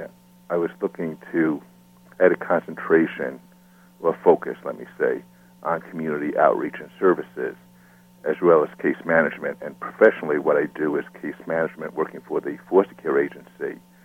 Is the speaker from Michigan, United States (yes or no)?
no; Smithtown, New York, United States; I grew up in Smithtown, Long Island, which is a town around 60 miles east of Manhattan. I lived here all my life.